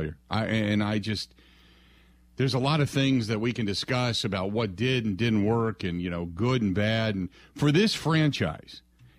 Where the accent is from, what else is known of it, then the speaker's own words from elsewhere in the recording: Cincinnati, Ohio, United States; I grew up in Cincinnati